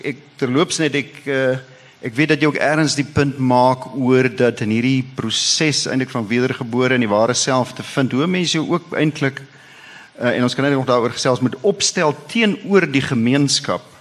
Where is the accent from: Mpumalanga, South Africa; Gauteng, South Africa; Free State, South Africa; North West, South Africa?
Free State, South Africa; Nou daar waar ek vandaan kom in die Vrystaat en met die Heidelbergse Katekismes is ons geleer ons hooftaak is om God en die naaste te dien.